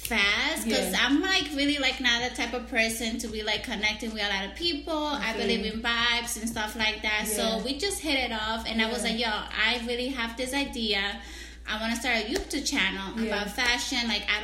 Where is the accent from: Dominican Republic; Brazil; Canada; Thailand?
Dominican Republic; moved away; I was born in Dominican Republic and... usually we call it colmado in DR.